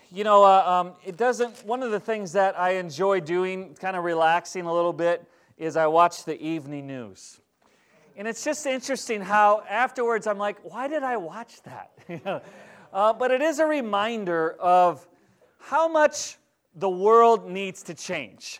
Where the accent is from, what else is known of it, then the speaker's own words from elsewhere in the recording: Minnesota, United States; now in Wisconsin, United States; I grew up in Minnesota.